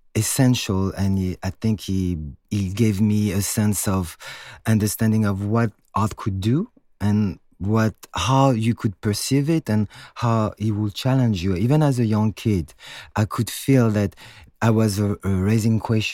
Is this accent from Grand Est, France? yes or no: no; Paris, Île-de-France, France; moved away as an adult; also born or lived in New York; I was born and raised in Paris, so I am French